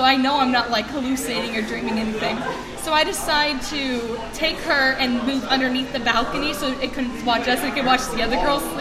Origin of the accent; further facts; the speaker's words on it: Nixa, Missouri, United States; I'm from Nixon, Missouri